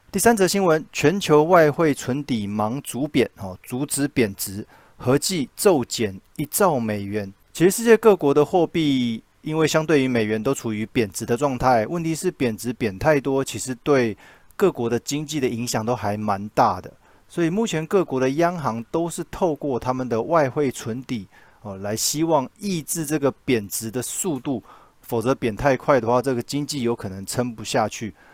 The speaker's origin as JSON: {"language": "Chinese", "country": "Taiwan", "said": "我们台湾这边"}